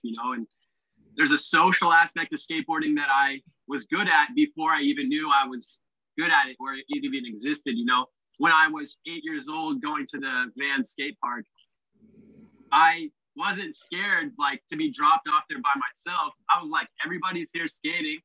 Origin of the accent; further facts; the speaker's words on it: Orlando, Florida, United States; moved away as an adult; now in Australia; I was born in Orlando, Florida. And I've never been so proud to be from somewhere. I love telling people I'm from Orlando. I had a great upbringing